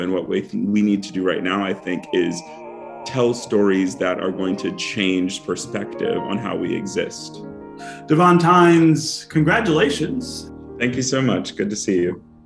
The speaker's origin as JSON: {"language": "English", "region": "Northern Virginia", "country": "United States", "tie": "born or raised there", "said": "I grew up in Northern Virginia and singing in the Baptist church there"}